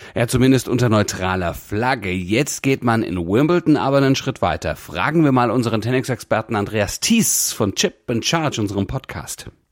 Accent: Hesse, Germany; als Hesse

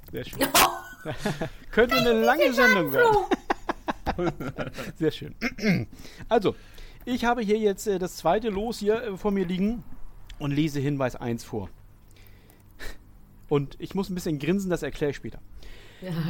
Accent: Groningen, Netherlands; Bei dem Club handelt es sich um einen kleinen Amateurverein in meiner Heimatstadt Groningen.

